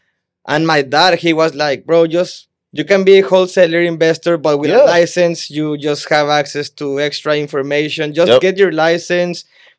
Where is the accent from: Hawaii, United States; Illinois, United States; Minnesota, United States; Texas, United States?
Texas, United States; Brownsville; moved away; also born or lived in Matamoros, Mexico; I'm from Brownsville, Texas.